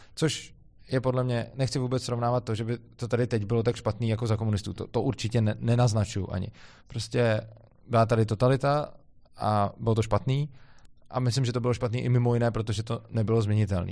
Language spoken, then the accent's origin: Czech; Czechia; mám rád tu zemi, odkud pocházím